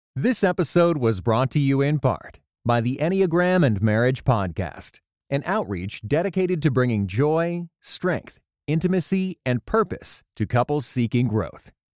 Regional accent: Canada; moved away as an adult; now in Nashville, United States; we were bo- both born and raised in Canada

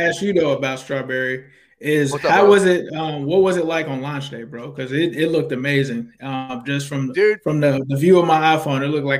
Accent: Cincinnati, Ohio, United States; moved away; also born or lived in California / Wyoming, Ohio; I'm from Cincinnati, man, so it was almost like a circle point in life for me, because you know I grew up there, was in Avondale, moved out to California, came back, moved from Avondale, went out to Wyoming.

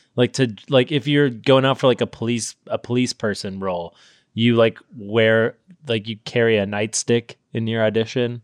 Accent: Sacramento, California, United States; where I'm from Sacramento, there's, like, this big river

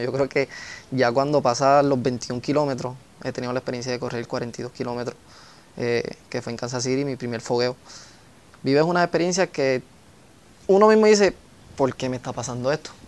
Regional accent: Coamo, Puerto Rico; tanto a mi pueblo, a mis auspiciadores y a mi isla

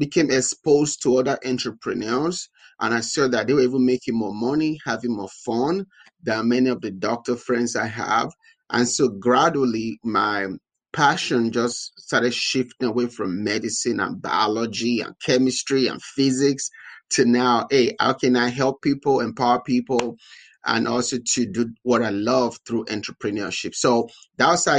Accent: Nigeria; moved away as an adult; now in United States; I'm originally from Nigeria. I was born and raised in Nigeria

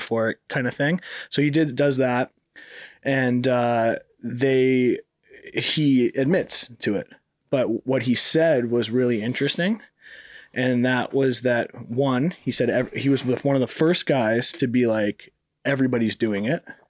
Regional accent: Canada; moved away; also born or lived in Miami; growing up in Canada

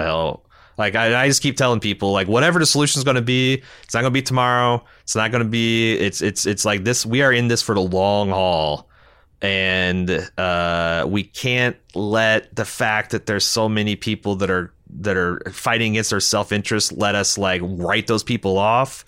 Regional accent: United States; we Americans are fucking proud

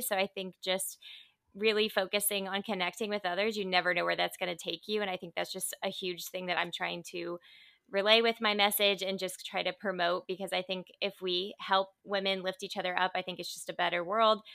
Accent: Indiana, United States; also born or lived in Dallas, Texas; now in Southern California, United States; I'm from Indiana originally. So, I'm actually a Midwest girl that lives out in Southern California now

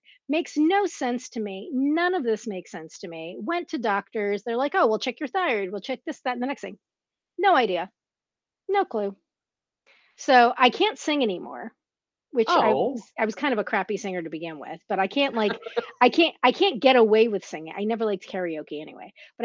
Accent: Teaneck, New Jersey, United States; also born or lived in Bronx, New York; I grew up in North Jersey, in Teaneck, and you know, by way of the Bronx

